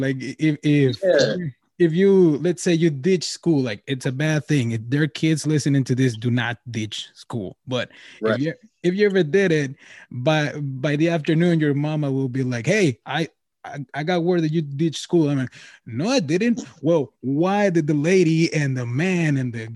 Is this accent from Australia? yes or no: no; Nogales, Sonora, Mexico; moved away; I'm from Mexico